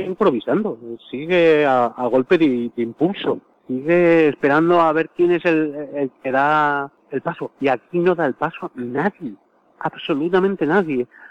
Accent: Spain; sí somos españoles

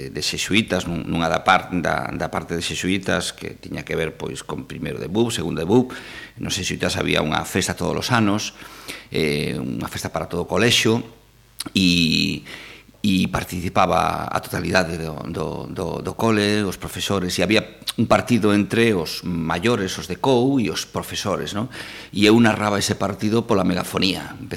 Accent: Ponteareas, Galicia, Spain; eu son de Pondareas

